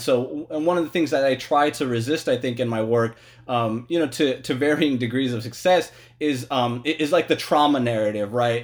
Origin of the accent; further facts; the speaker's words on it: West Sacramento, California, United States; also born or lived in Logar, Afghanistan / Kabul, Afghanistan; the Afghans that I knew and loved growing up in, in Logad and Kabul and then, and then here as well in West Sacramento